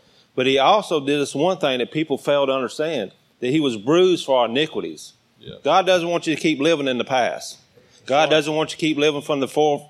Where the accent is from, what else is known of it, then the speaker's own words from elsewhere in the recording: Atlanta, Georgia, United States; I grew up in Atlanta